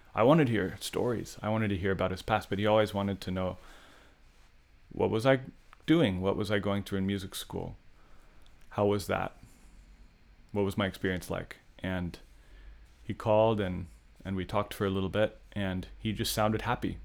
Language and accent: English; San Luis Obispo, California, United States; As a young person growing up in San Luis Obispo